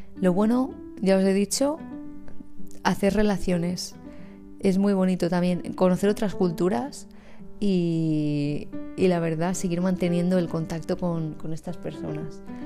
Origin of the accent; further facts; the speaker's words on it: Valencian Community, Spain; aquí en nuestra, en nuestra terreta